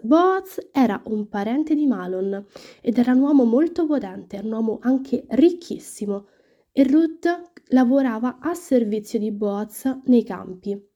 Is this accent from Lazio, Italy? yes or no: yes; Rome, Lazio, Italy; sono una studentessa universitaria, ho 19 anni e vengo da Roma